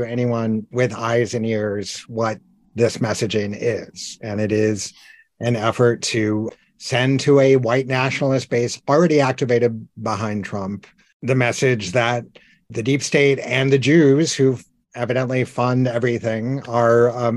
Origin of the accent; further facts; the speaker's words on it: Iowa, United States; I'm a native Iowan.